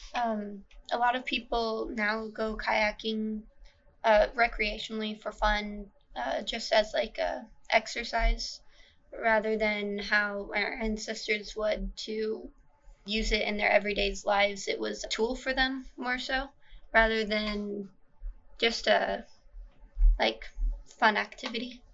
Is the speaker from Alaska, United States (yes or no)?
yes; Anchorage, Alaska, United States; I was born and raised here in Anchorage